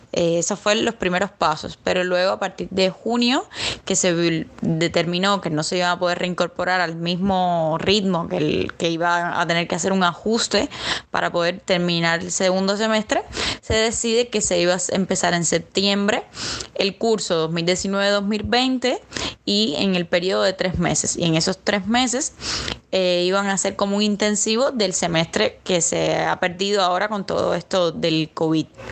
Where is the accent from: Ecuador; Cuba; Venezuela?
Cuba; Havana; Yo soy de La Habana